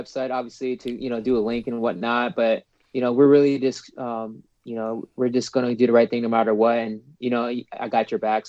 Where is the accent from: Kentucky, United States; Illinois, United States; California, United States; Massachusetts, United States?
California, United States; San Diego; And again, I'm from San Diego, so like I feel almost spoiled